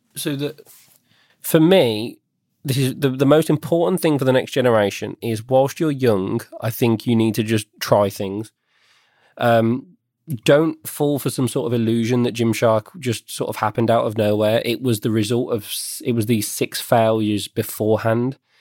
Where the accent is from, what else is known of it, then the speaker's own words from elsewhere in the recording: West Midlands, United Kingdom; I was born and bred in the West Midlands